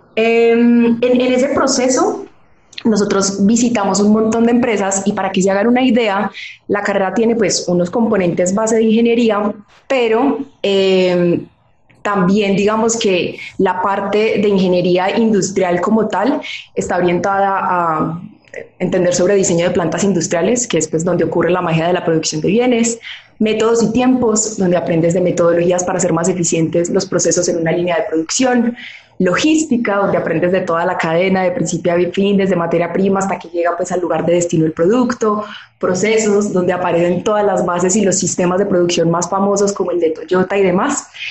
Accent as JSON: {"language": "Spanish", "town": "Manizales", "region": "Caldas", "country": "Colombia", "tie": "born or raised there", "said": "yo soy colombiana, soy nacida y criada en una ciudad de Colombia que se llama Manizales"}